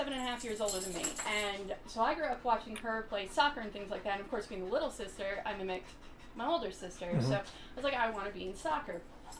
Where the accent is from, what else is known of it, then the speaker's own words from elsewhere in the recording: York, Pennsylvania, United States; also born or lived in Chicago / Georgia / Utah; I came down here from Pennsylvania. I came from an area called York, which is around the border of Lancaster, but that is not my first home.